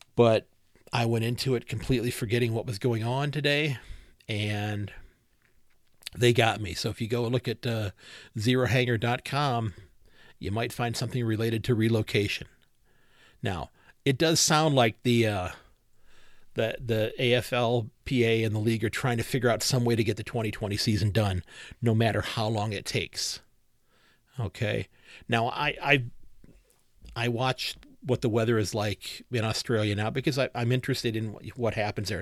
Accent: Ohio, United States; also born or lived in Sandusky, Ohio; I'm born and raised in Ohio.

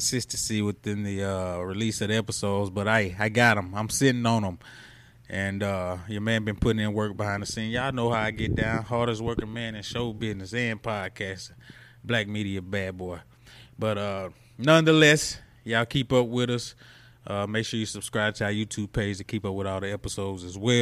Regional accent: Mendenhall, Mississippi, United States; also born or lived in Magee, Mississippi; I grew up in Simpson County, McGee, Mendenhall.

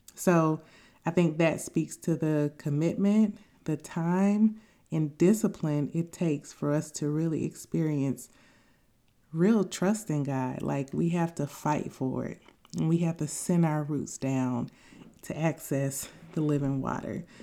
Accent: Tuskegee, Alabama, United States; I grew up in Tuskegee, Alabama

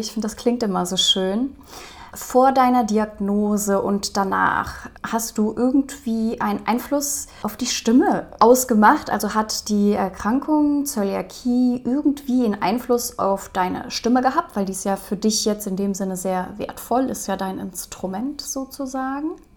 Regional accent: Rhineland, Germany; Ich komme hier auch aus dem Rheinland, von daher Karneval. Ich bin auch mit groß geworden.

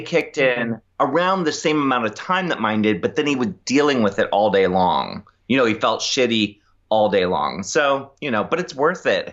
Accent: Annapolis, Maryland, United States; also born or lived in Ocean City, Maryland; I grew up in Annapolis, but my parents had a beach

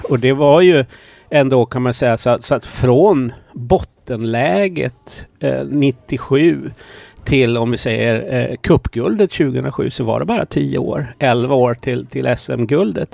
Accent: Kalmar County, Sweden; also born or lived in Malmö; jag är född i Malmö. Eh, sen när vi flyttade till Öland

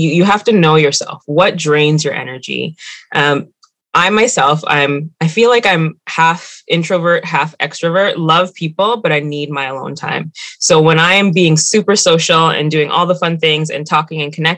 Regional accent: Mississauga, Ontario, Canada; also born or lived in Scarborough; now in Toronto, Canada; I grew up in Mississauga, moved to Scarborough, all the way on the other side. And that's where I am now.

